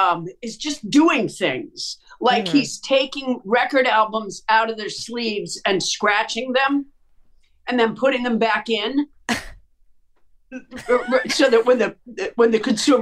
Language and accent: English; Massachusetts, United States; moved away as an adult; also born or lived in Florida; I was raised in Massachusetts